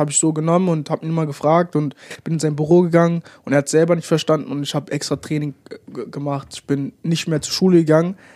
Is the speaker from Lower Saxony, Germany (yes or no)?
yes; Hanover, Lower Saxony, Germany; nach Hannover 96 wechseln wollte, weil es halt meine Heimat, Heimatstadt ist